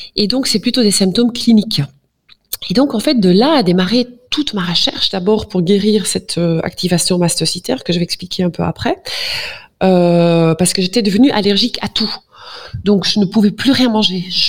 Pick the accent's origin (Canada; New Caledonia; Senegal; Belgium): Belgium; Flanders; French is a second language; Pardon pour mon français, parfois je suis flamande